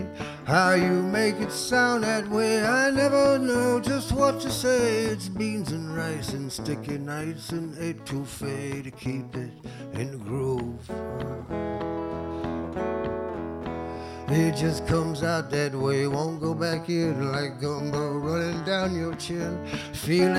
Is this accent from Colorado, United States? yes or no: no; New Orleans, Louisiana, United States; moved away; I grew up in New Orleans